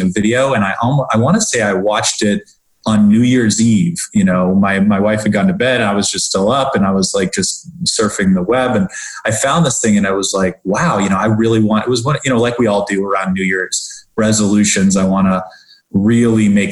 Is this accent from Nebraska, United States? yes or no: yes; Omaha, Nebraska, United States; also born or lived in Washington D.C. area / Rockville, Maryland / Philadelphia, Pennsylvania; now in Palm Harbor, United States; I grew up in Omaha, Nebraska